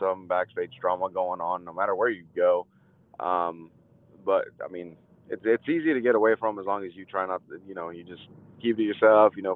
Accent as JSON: {"language": "English", "town": "Chicago", "region": "Illinois", "country": "United States", "moved": "yes", "lives_now": "Tennessee, United States", "said": "I'm originally from Chicago"}